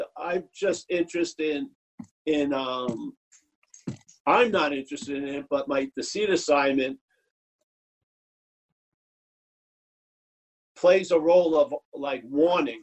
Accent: New York City, New York, United States; I'm from Eastern traditions, New York City

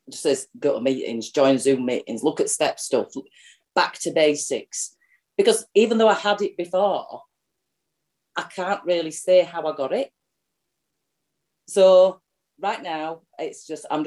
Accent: Yorkshire and the Humber, United Kingdom; I'm an alcoholic from Yorkshire

